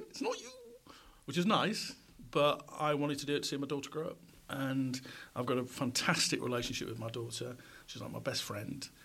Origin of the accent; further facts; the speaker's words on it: Goole, Yorkshire and the Humber, United Kingdom; I grew up in pit villages um, in South Yorkshire. I was born in Goole. We moved around pit villages with my dad's job